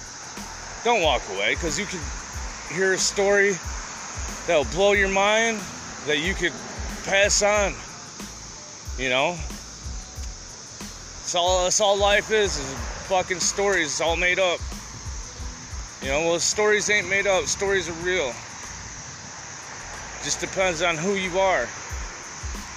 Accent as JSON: {"language": "English", "country": "United States", "said": "I'm from America"}